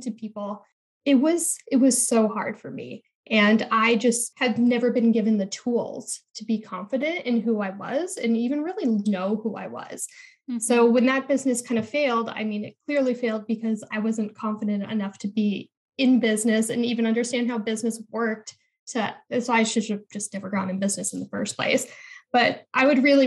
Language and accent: English; Midwest, United States; I was born in the Midwest. And I really had those Midwestern values of working really hard